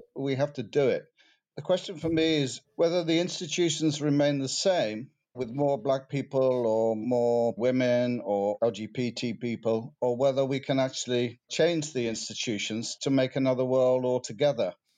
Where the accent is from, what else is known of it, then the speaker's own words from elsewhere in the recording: United Kingdom; what makes me British? What do I like about being British? Do I feel British?